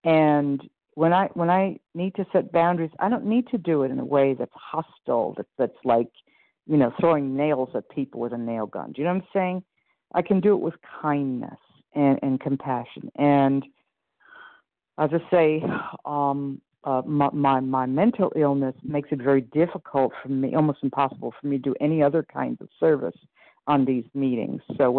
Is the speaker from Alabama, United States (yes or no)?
no; Iowa, United States; from Iowa.